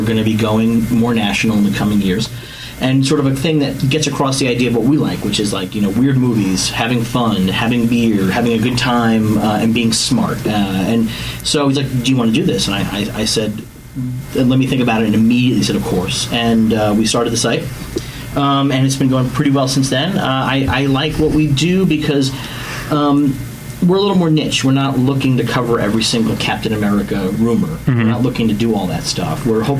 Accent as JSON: {"language": "English", "town": "New York City", "region": "New York", "country": "United States", "said": "I'm from New York City."}